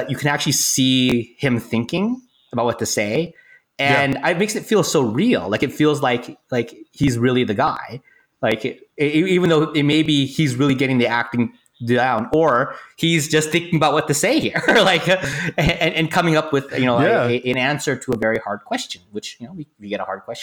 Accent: Silicon Valley, California, United States; now in Los Angeles, United States; I grew up in the Silicon Valley area and I moved down to LA to become a screenwriter.

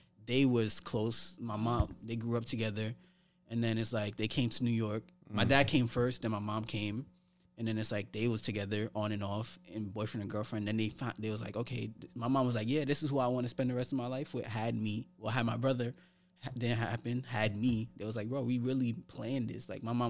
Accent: St. Vincent & Grenadines; Their parents were cool because St. Vincent, I'm from St. Vincent.

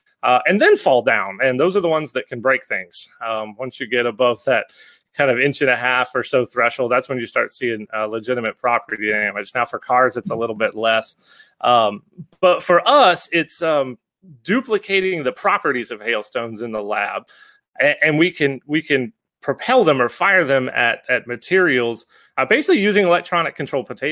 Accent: Baton Rouge, Louisiana, United States; moved away; I grew up in South Louisiana

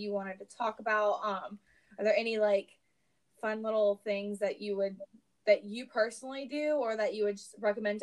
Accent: the South, United States; I'm growing up in the South.

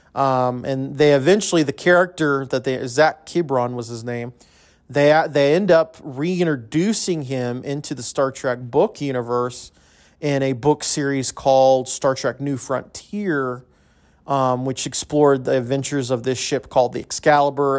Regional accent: El Paso, Texas, United States; I grew up in El Paso, grew up a U T E P basketball fan

